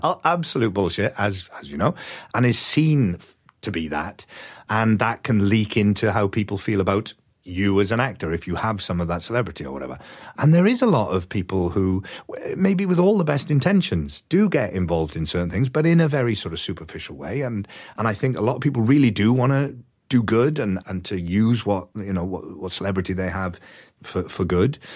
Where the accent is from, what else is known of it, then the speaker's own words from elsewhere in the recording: Wales, United Kingdom; moved away as an adult; also born or lived in London / United States; I moved from Wales to London to go to drama school